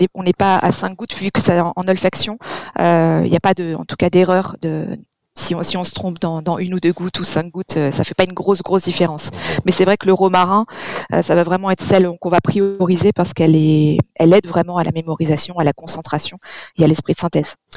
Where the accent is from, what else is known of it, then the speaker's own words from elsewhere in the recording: Provence-Alpes-Côte d'Azur, France; chez nous en Provence